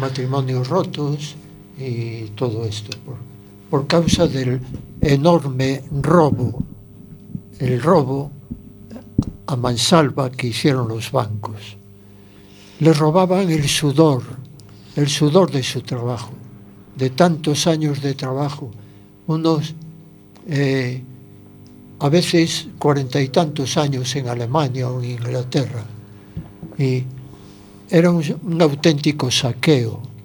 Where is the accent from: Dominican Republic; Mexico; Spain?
Spain; aunque nací en Juan Flores, en la casa de la abuela nacíamos muchos niños. Eh, enseguida me fui a vivir a las primeras casas que estaban cerquita de Ciudad Jardín